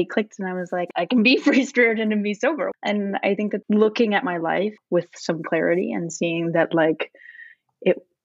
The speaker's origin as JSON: {"language": "English", "town": "Tweed", "region": "Ontario", "country": "Canada", "tie": "born or raised there", "also_born_or_lived": "Thunder Bay", "moved": "as an adult", "said": "I grew up in Tweed. This is a town of 1,000 people"}